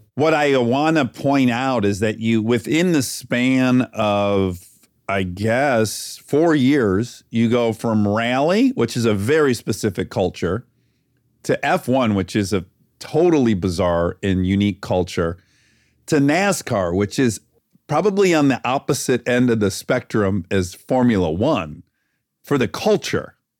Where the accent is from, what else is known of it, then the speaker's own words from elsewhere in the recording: Detroit, Michigan, United States; now in California, United States; I'm from Detroit. My family was in the automotive industry